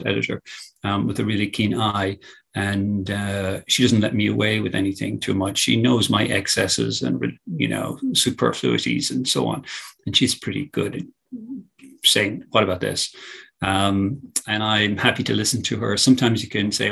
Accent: Ireland; also born or lived in New York City, United States; it's in my DNA, and I'm Irish. But I think it's impossible not to be aware from early childhood in education in Ireland

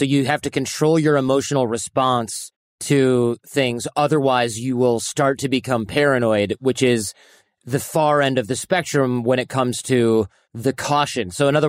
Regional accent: Detroit, Michigan, United States; I grew up in Detroit. So I was right across from Windsor

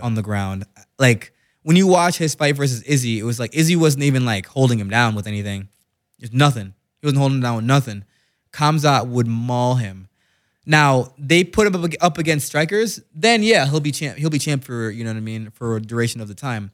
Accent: Jamaica; I'm Jamaican, so Wagwan means what's going on

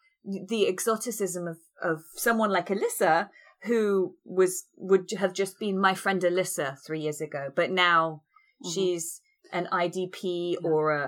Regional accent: Donetsk, Donetsk Oblast, Ukraine; how similar to my hometown Donetsk looked

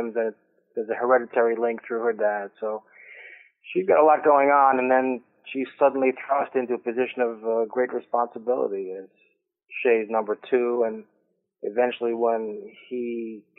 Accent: New York City, New York, United States; also born or lived in South Shore of Long Island; I grew up first in the Bronx and down in the South Shore of Long Island

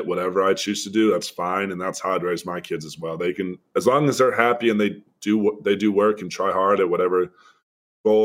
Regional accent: Dallas, Texas, United States; moved away as an adult; I'm from Dallas

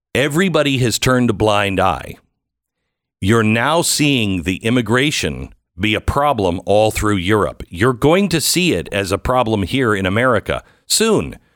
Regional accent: Pacific Northwest, United States; I'm from the Pacific Northwest

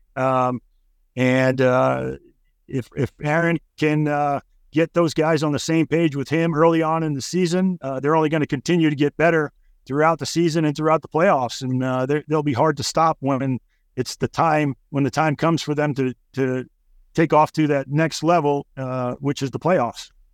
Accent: New York, United States; I'm a New York guy

